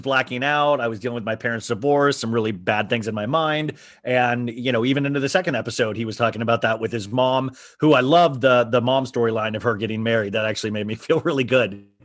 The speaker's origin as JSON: {"language": "English", "region": "Kansas", "country": "United States", "said": "we're from Kansas"}